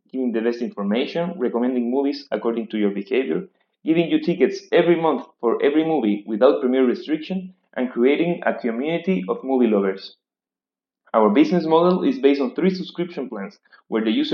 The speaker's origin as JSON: {"language": "English", "country": "Chile", "said": "from Chile"}